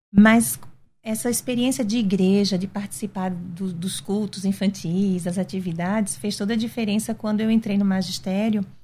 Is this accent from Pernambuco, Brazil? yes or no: yes; Recife, Pernambuco, Brazil; Sim, nascida e criada